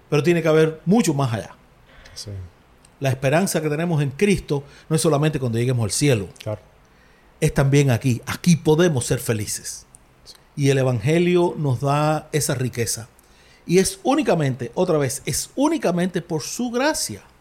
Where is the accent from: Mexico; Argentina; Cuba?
Cuba; los sufrimientos que tenemos hoy como cubanos